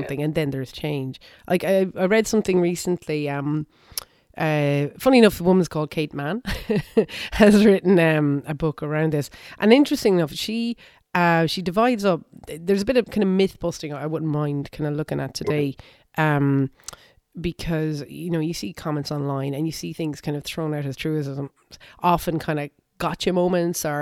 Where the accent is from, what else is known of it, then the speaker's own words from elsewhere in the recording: Ireland; I'm 42. I grew up in Ireland.